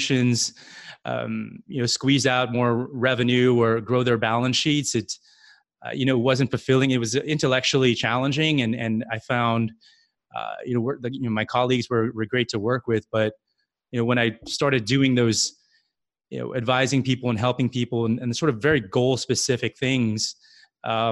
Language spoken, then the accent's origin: English; Guam; moved away as an adult; also born or lived in California; now in New York City, United States; I was born and raised in Guam